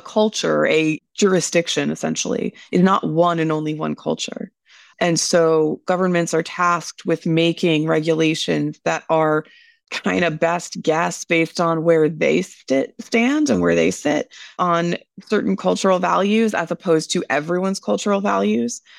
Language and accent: English; United States; as an American myself